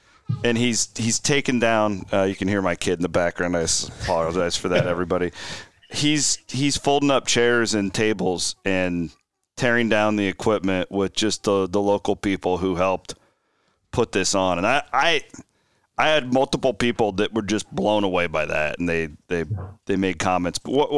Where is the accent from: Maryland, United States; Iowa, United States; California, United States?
Iowa, United States; Clarendon; We were in our hometown, my hometown, not Brent's.